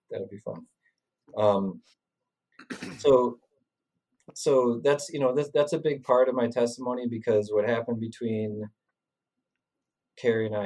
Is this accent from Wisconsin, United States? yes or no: yes; Sun Prairie, Wisconsin, United States; I'm from Sun Prairie, which is a half hour away, and I was really surprised to see somebody that I recognized from Sun Prairie.